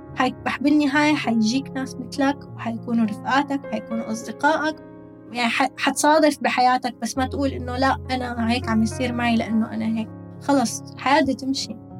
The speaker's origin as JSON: {"language": "Arabic", "town": "Damascus", "region": "Damascus Governorate", "country": "Syria", "moved": "as an adult", "lives_now": "United Arab Emirates", "said": "عندنا بالشام"}